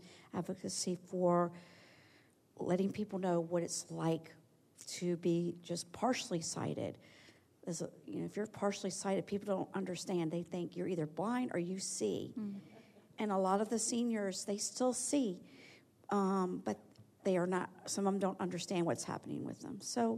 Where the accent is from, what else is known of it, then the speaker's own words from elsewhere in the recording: Alexandria, Virginia, United States; I'm from Alexandria, Virginia.